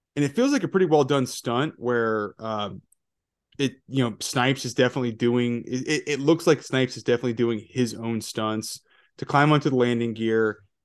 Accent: Georgia, United States; I grew up in Georgia

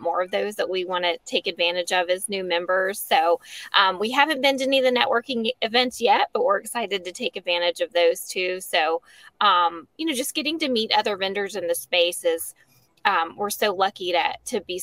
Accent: Lynchburg, Virginia, United States; moved away as an adult; also born or lived in Charlotte, North Carolina; now in Bedford, United States; I'm from Lynchburg originally

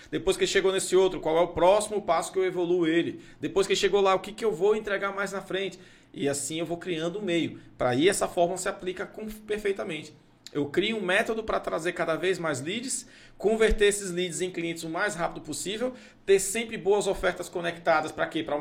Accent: Anápolis, Goiás, Brazil; born there; não nasci em Anápolis, ah, Anápolis Goiás.

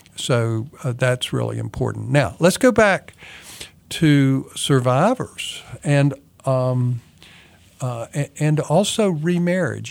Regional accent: Kannapolis, North Carolina, United States; moved away; I'm originally from Kannapolis, North Carolina, which is an old mill town

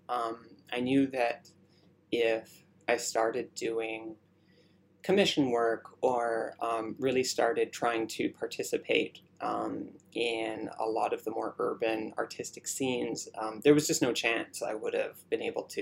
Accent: Ontario, Canada; also born or lived in Burnaby; I grew up outside of Toronto

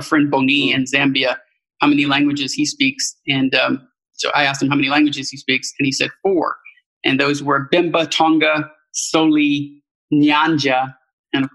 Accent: United States; moved away as an adult; As an American, I speak a grand total of one language

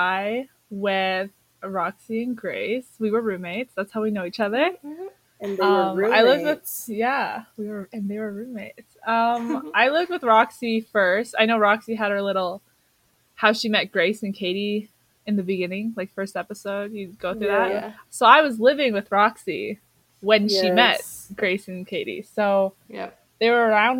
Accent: Canada; I'm Canadian.

